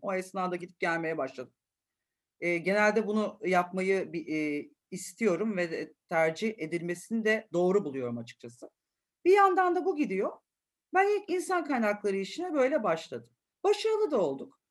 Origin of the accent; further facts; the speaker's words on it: Istanbul, Turkey; çocukluğumun çoğu bölümünü de Acıbadem'de geçirdim.